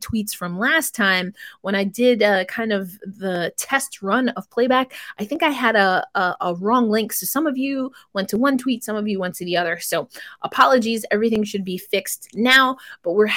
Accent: New York, United States; I'm in New York right now. It's my hometown

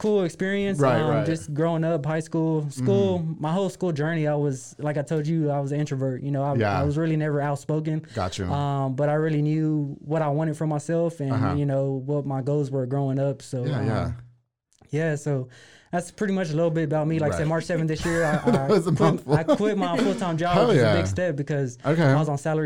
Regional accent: Waco, Texas, United States; born and raised here in Waco, Texas

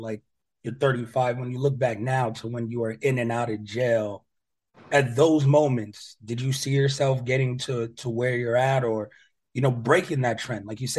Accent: New York, United States; I grew up in New York. I understand what it's like to like grow up and fighting's there.

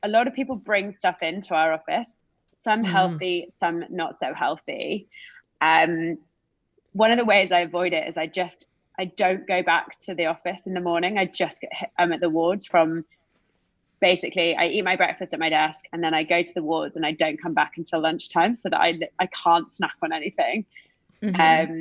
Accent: United Kingdom; accent: British

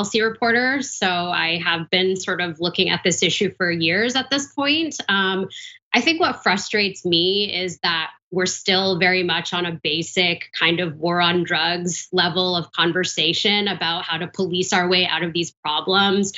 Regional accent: Vancouver, British Columbia, Canada; my hometown, Vancouver, Canada

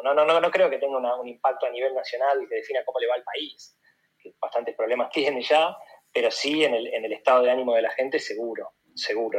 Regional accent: Buenos Aires, Argentina; moved away as an adult; yo hace ocho años me fui de Buenos Aires

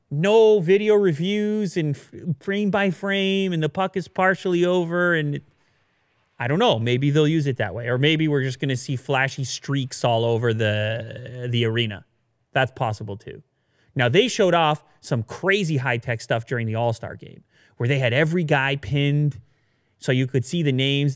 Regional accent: Canada; I'm from Canada

